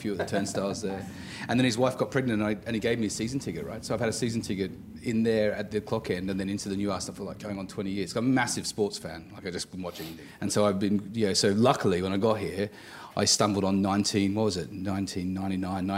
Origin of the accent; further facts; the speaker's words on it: Australia; moved away as an adult; now in United Kingdom; I'm Australian, right? So I'm not from here. But I moved here when I was, I guess, late teens, so 19s, 20s.